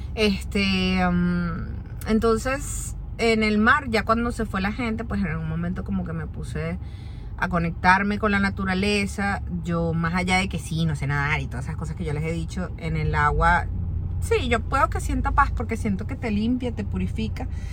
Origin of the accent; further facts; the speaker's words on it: Venezuela; moved away as an adult; now in Orlando, United States; desde que yo salí de Venezuela